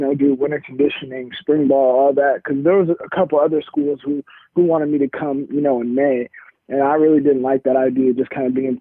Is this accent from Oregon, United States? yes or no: yes; Oregon, United States; Oregon, you know, obviously my hometown team